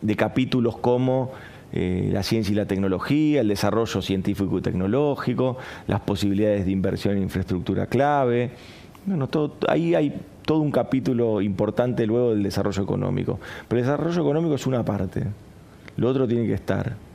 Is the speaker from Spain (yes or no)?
no; Argentina